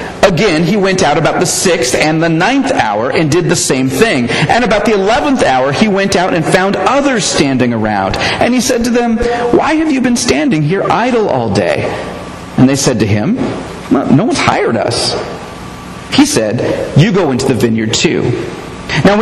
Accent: United States; I'm an American

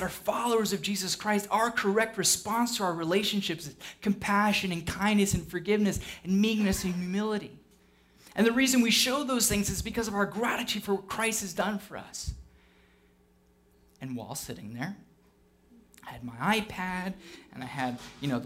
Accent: United Kingdom; I'm British

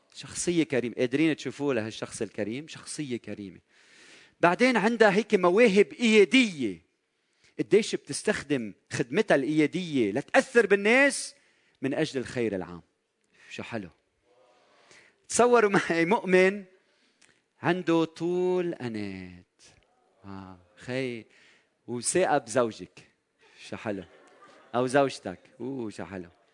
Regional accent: Lebanon; بلدنا لبنان

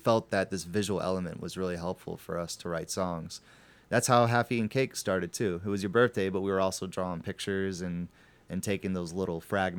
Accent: Atlanta, Georgia, United States; When I was growing up in Atlanta, we listened to a lot of ….

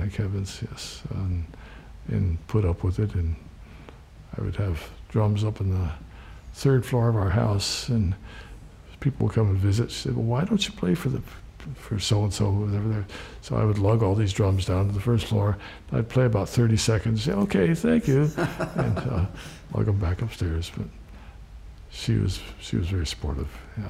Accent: Williamsport, Pennsylvania, United States; Williamsport, Pennsylvania. Little League baseball.

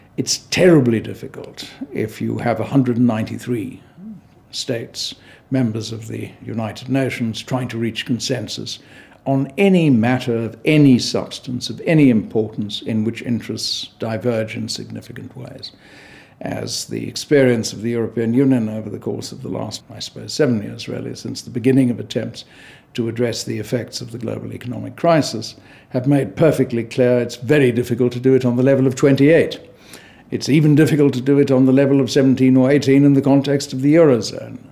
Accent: South Africa; I'm South African by origin

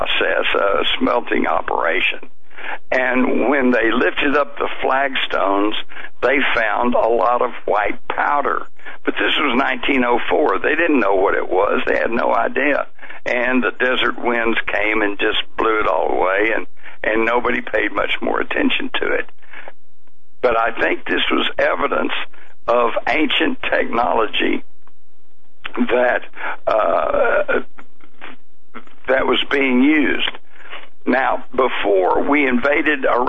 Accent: Texas, United States; as a Texan

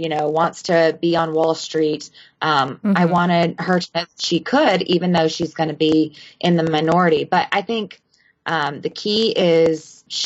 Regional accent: Walhalla, South Carolina, United States; I'm from Walhalla, South Carolina.

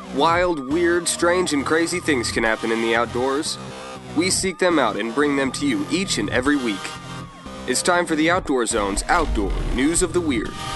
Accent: El Campo, Texas, United States; now in Austin, United States; I'm originally from El Campo, Texas.

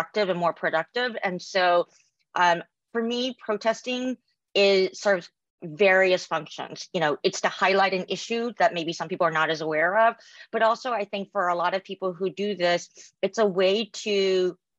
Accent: South Korea; now in United States; I'm from South Korea, we celebrate Lunar New Year

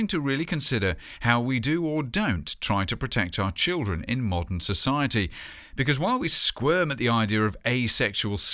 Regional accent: United Kingdom; my home country

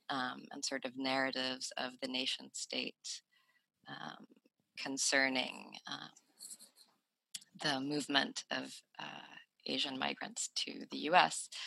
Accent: Sweden; moved away; also born or lived in United States; I grew up in Sweden as a person who was racialized as non-white

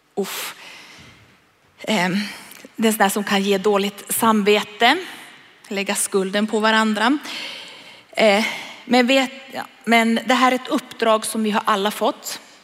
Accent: Sweden; jag är en svensk

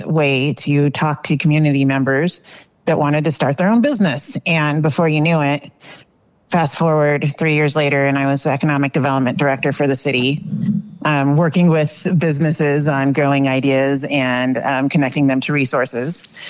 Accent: New Mexico, United States; moved away as an adult; now in Tucson, United States; I grew up in New Mexico. And as my parents got a little older, we felt the need to move home. And so I had lived in New Mexico over the last 8 years.

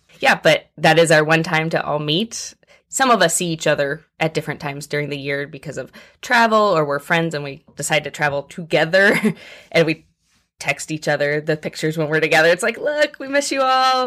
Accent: Muncie, Indiana, United States; moved away as an adult; also born or lived in Tuscaloosa, Alabama; now in Louisville, United States; So I grew up in Indiana

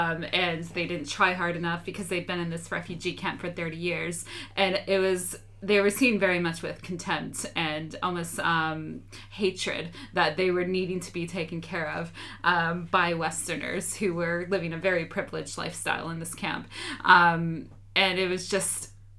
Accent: United States; Like, John and I, even though he's British, I'm American, we had very similar upbringing

